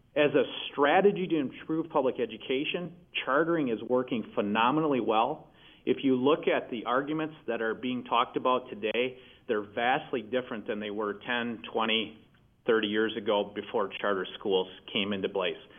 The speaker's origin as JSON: {"language": "English", "region": "Michigan", "country": "United States", "tie": "born or raised there", "said": "in my home state of Michigan"}